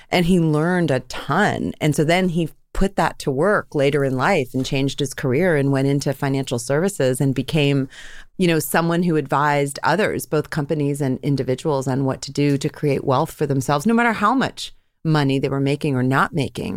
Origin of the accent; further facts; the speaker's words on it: Andover, Massachusetts, United States; I grew up, uh, right outside of Boston in a town called Andover, Mass